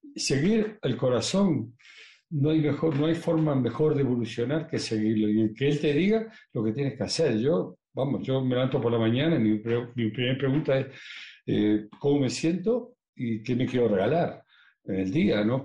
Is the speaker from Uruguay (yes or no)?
yes; Uruguay; moved away; yo ahora vengo de, vengo de Uruguay eh, y me, visité todas las casas que yo he vivido